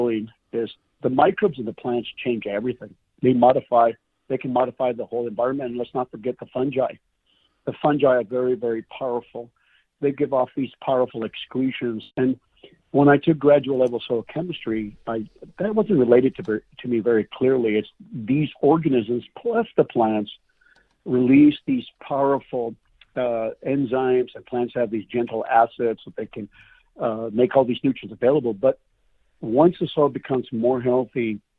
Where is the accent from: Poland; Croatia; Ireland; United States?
United States; the West; I grew up in the West